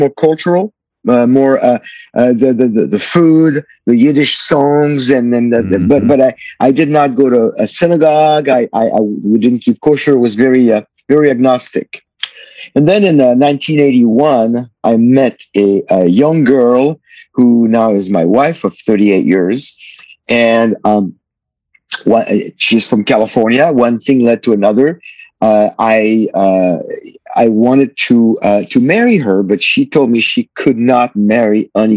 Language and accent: English; Paris, Île-de-France, France; I was born and raised in Paris, France, in 1959.